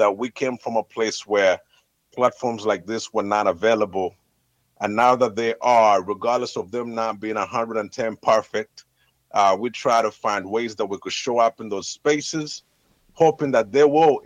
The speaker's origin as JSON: {"language": "English", "town": "Kampala", "region": "Central Region", "country": "Uganda", "tie": "born or raised there", "said": "a proud kid born and raised in Makindye"}